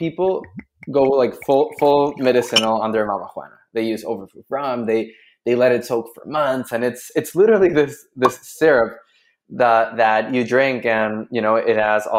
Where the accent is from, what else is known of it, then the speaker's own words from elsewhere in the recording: Chile; So I'm from Chile. I'm a Chilean guy